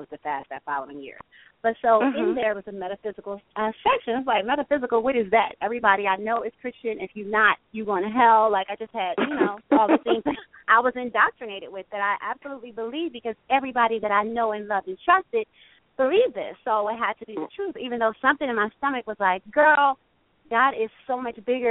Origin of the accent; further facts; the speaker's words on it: New Jersey, United States; now in Los Angeles, United States; I'm from South Jersey, which is 1 mile from Philly.